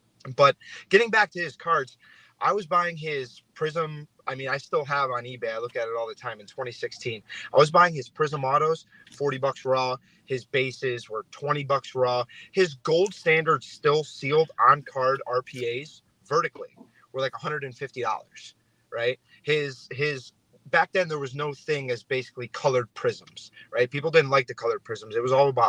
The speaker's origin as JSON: {"language": "English", "town": "Cleveland", "region": "Ohio", "country": "United States", "also_born_or_lived": "California", "moved": "yes", "said": "I'm originally from Cleveland"}